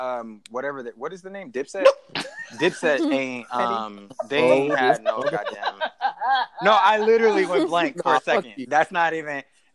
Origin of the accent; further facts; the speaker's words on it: the South, United States; because we're from the South.